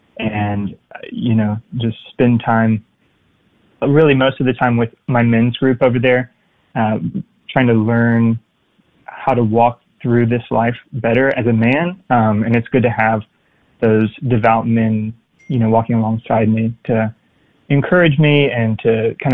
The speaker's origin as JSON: {"language": "English", "region": "South Carolina", "country": "United States", "tie": "born or raised there", "also_born_or_lived": "Dallas", "moved": "as an adult", "said": "I was raised in South Carolina, and my parents did a good job of instilling the faith in us. They sent us to Catholic schools, and we were involved in our parish. We were altar servers."}